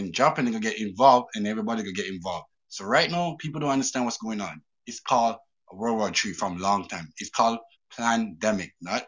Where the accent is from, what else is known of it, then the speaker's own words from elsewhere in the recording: Canada; I'm from Canada, okay? I don't know. I'm 30 years old.